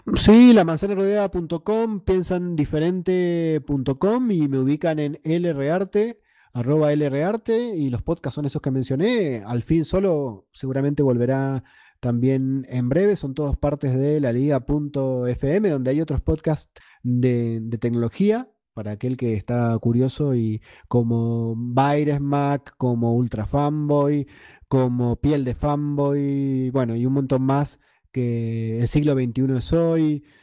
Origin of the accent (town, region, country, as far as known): Argentina; now in Mendoza, Argentina